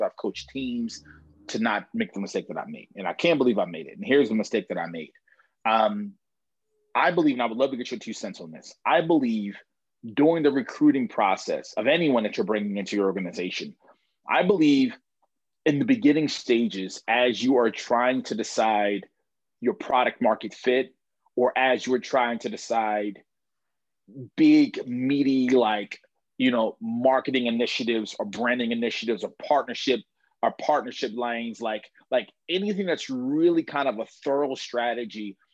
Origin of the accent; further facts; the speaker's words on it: Baltimore, Maryland, United States; I grew up in Baltimore